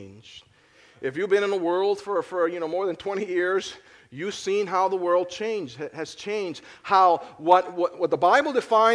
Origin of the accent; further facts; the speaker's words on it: Philadelphia, Pennsylvania, United States; I am from Philly.